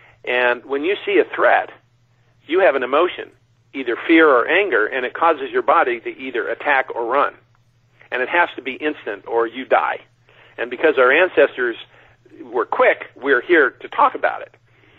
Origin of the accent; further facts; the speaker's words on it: Mojave Desert, United States; when I grew up out in the Mojave Desert, we had a prayer that said, God help me to find the truth and avoid those who have.